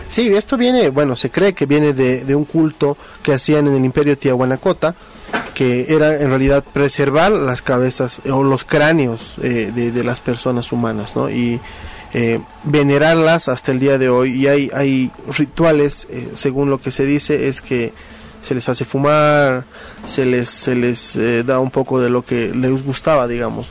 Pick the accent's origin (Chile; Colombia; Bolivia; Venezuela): Bolivia